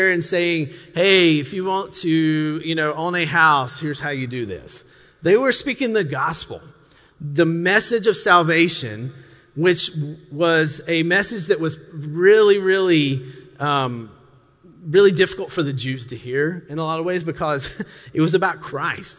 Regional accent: the South, United States; I grew up in the South

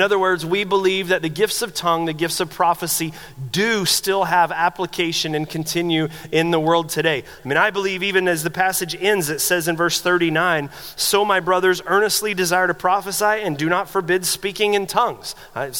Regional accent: the South, United States; I grew up in the South, conservative Southern Baptist church.

